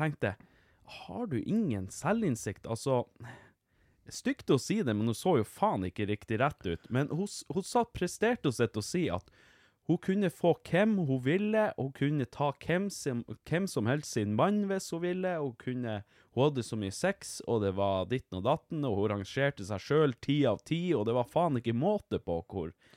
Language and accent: Norwegian; Vardø, Finnmark, Norway; jeg er fra Vardø